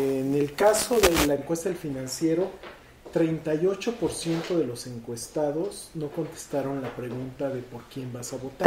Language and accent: Spanish; Veracruz, Mexico; moved away; Yo estaba antes registrado en Veracruz, porque yo soy de Veracruz